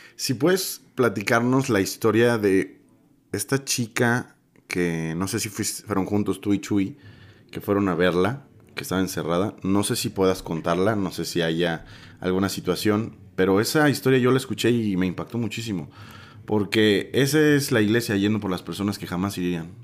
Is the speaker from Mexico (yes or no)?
yes; Mexico; como mexicanos